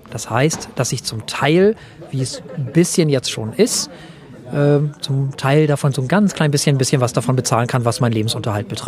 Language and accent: German; Flensburg, Schleswig-Holstein, Germany; Ich bin geboren im Jahre 1970. Ich komme aus Deutschland, allerdings aus Flensburg, was bedeutet, dass ich deutscher Staatsbürger dänischer Nationalität bin.